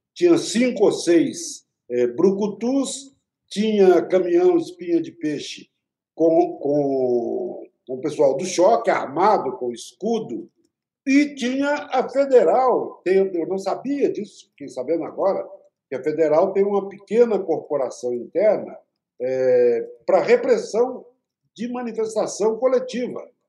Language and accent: Portuguese; Minas Gerais, Brazil; eu sou mineiro